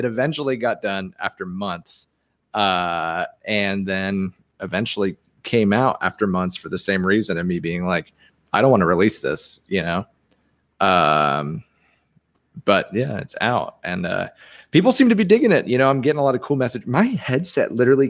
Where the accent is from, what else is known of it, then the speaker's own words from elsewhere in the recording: Guernsey; now in Tampa, United States; I'm from a small 5x7 square mile island called Guernsey in the British Channel